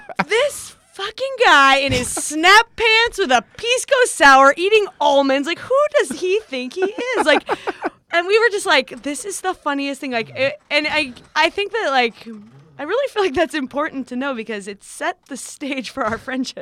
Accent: Santa Barbara, California, United States; Santa Barbara is, uh, well known for being an expensive place, but, uh, it's also where I grew up

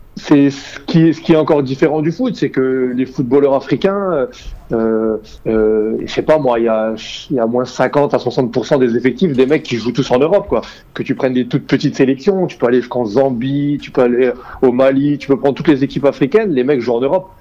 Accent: Algeria; On est algérien

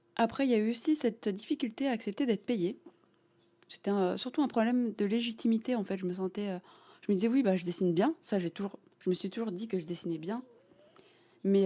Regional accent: Lognes, Île-de-France, France; j'ai grandi à Logne

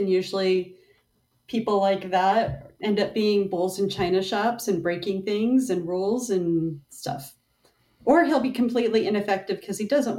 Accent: United States; We're American.

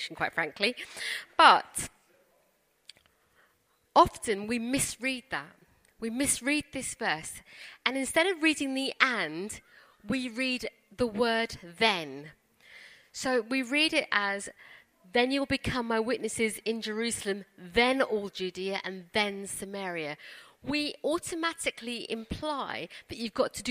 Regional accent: London, United Kingdom; also born or lived in India; we come from Wimbledon

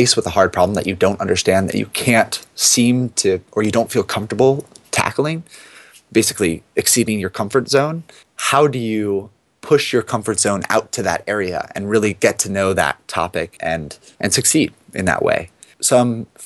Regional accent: East Coast, United States; I grew up on the East Coast

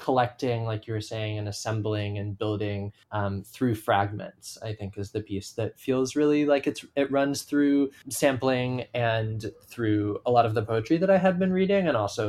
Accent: Seattle, Washington, United States; I grew up in Seattle.

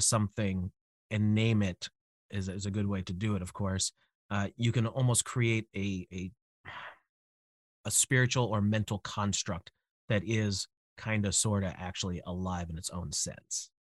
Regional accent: United States; I'm, I'm American

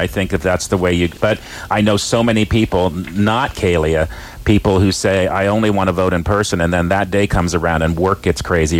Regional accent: Clovis, California, United States; But I grew up in Clovis.

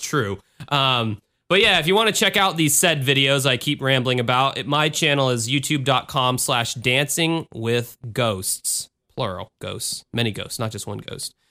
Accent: United States

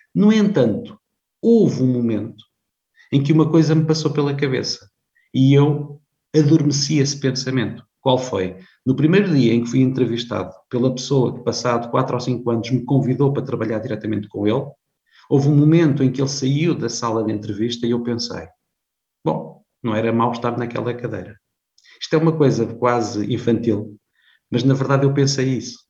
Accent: Viseu District, Beira Alta, Centro, Portugal; moved away as an adult; also born or lived in Lisbon; embora nascido em Lisboa, vivi muitos anos eh, na Beira Alta, não longe de Coimbra, eu sou do distrito de Viseu

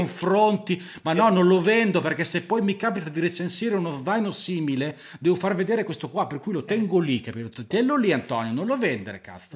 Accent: Emilia-Romagna, Italy; abito al mare eh, che, perché sono romagnolo

